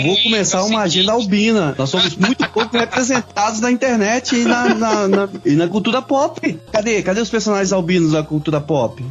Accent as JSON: {"language": "Portuguese", "country": "Brazil", "said": "Nós, como brasileiros"}